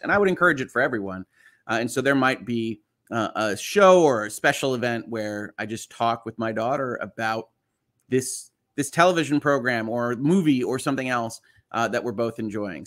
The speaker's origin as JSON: {"language": "English", "area": "just outside of Chicago", "region": "Illinois", "country": "United States", "tie": "born or raised there", "moved": "yes", "said": "I was born just outside of Chicago."}